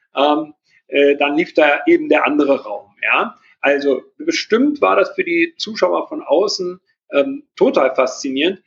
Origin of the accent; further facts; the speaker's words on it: Berlin, Germany; als Berliner